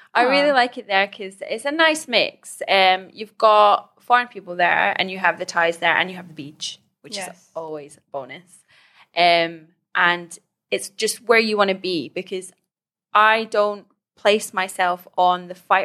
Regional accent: Scotland, United Kingdom; Because basically, I'm half Scottish, half Iranian.

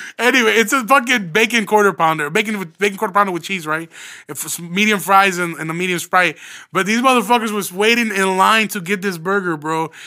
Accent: Midwest, United States; So I'm from the Midwest

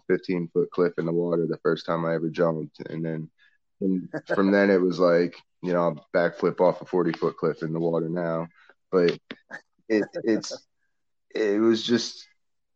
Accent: Northeast, United States; moved away as an adult; also born or lived in Vermont; now in New Orleans, United States; growing up in the Northeast and living down here in the flatlands is quite a change up

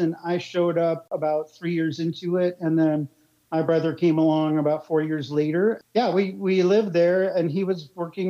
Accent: Princeton, New Jersey, United States; also born or lived in Frankfurt, Germany; now in Washington, D.C., United States; And I was born in Frankfurt, Germany, and lived there for about 7 years. Definitely my first school language was German. And then I moved to Princeton, New Jersey, where we went there primarily for the schools.

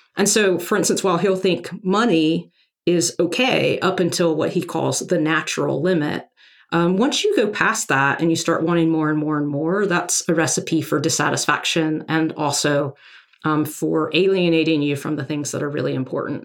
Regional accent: Arkansas, United States; moved away as an adult; I grew up in Arkansas

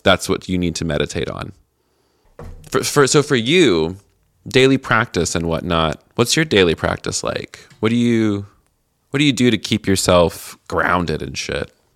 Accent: Tennessee, United States; moved away; I'm from Tennessee originally

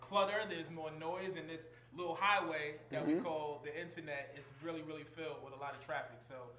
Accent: New York City, New York, United States; I'm from Big Coney Island

